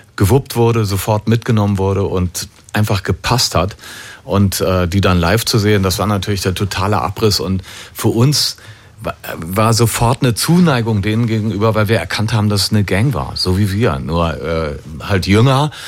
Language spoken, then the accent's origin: German; Düsseldorf, North Rhine-Westphalia, Germany; Wir als Düsseldorfer